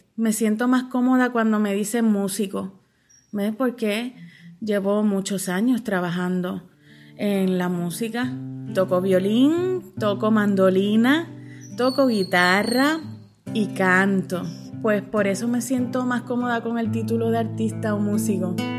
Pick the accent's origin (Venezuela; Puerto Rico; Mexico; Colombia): Puerto Rico; Mayagüez; nací en Mayagüez y vivo actualmente y trabajo aquí en el pueblo de Mayagüez